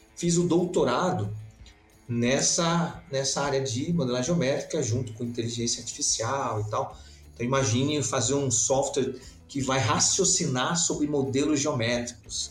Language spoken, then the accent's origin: Portuguese; Belém, Pará, Brazil; moved away as an adult; also born or lived in São Paulo / England; now in Santa Catarina, Brazil; Eu sou natural de, de Belém do Pará